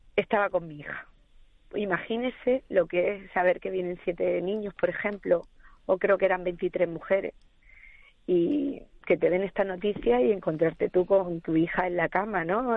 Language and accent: Spanish; Andalusia, Spain; now in Gran Canaria, Spain; yo soy andaluza